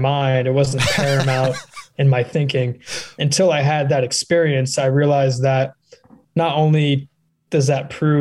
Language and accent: English; Beachwood, New Jersey, United States; my hometown of Beechwood, New Jersey